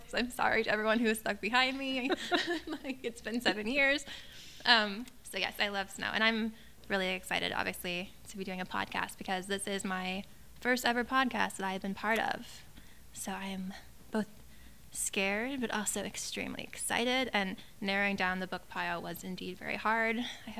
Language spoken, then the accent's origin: English; Ohio, United States; moved away as an adult; also born or lived in Hawaii; because I grew up in Ohio